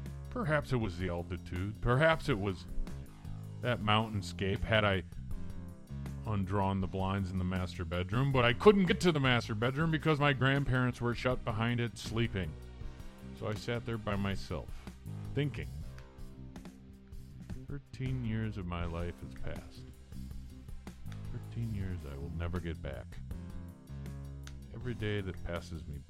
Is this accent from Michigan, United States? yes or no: yes; Detroit area, Michigan, United States; I'm from Michigan. From around the Detroit area. I'm about a half mile from the Detroit border.